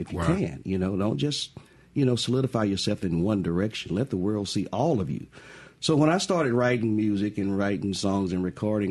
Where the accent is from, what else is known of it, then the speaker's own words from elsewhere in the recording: Crystal Springs, Mississippi, United States; born and raised in Crystal Springs